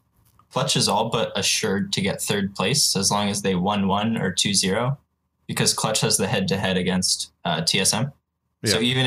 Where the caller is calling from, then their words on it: South Florida, United States; I'm calling from South Florida.